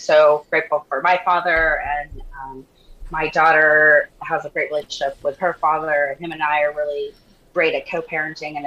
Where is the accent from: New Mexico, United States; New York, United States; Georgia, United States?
New Mexico, United States; Santa Fe; moved away as an adult; also born or lived in Austin, Texas; now in Newport Beach, United States; I was born in Austin, but I grew up in Santa Fe, New Mexico, That's my home